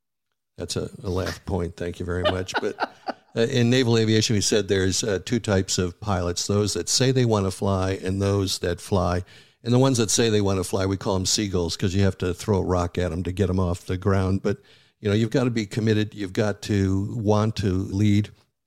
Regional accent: Buffalo, New York, United States; I grew up in Buffalo, New York, which is a foodie town, a very ethnic town, and it's more than just the Bills and bowling, but food.

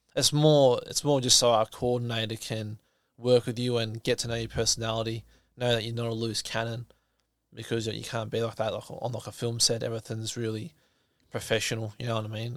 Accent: Nelson Bay, New South Wales, Australia; I'm from Nelson Bay. That's where I grew up.

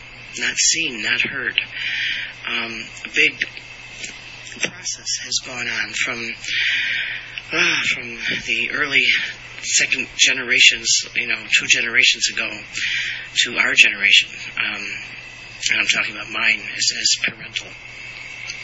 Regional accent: United States; I am an American and we are in America

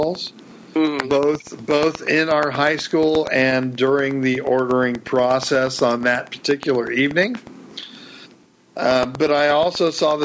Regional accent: Florida, United States; I grew up in Florida in the late 80s in the Scarface era.

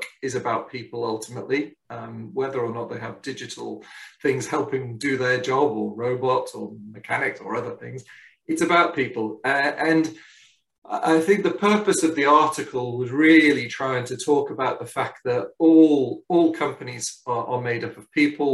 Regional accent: Liverpool, North West England, United Kingdom; also born or lived in Hong Kong; We returned back to the UK, and I grew up in Liverpool

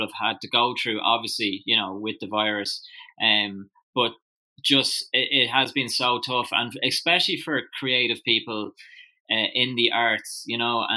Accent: Drogheda, County Louth, Ireland; I was born in Drogheda originally, and then my family moved out to the countryside just outside Drogheda when I was about 5. So I still went to school in Drogheda

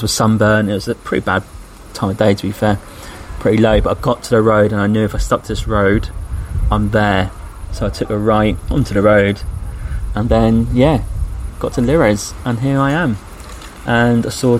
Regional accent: England, United Kingdom; I'm English

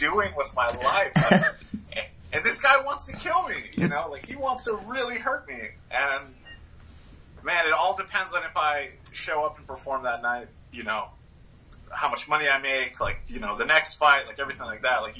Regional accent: Stow, Massachusetts, United States; from Stowe, Massachusetts.

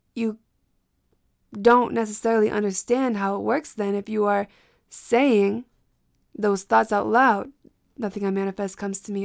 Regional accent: Massachusetts, United States; also born or lived in Brockton / Boston / Cape Cod; I am from Massachusetts. My family is from Brockton. I was in and out of Boston growing up.

